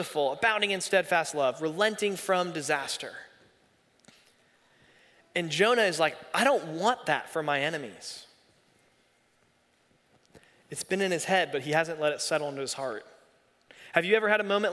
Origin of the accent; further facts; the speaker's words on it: Raleigh, North Carolina, United States; I grew up here in Raleigh